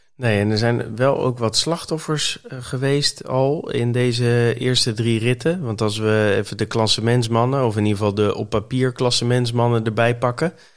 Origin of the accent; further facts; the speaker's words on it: Netherlands; als Nederlander zijnde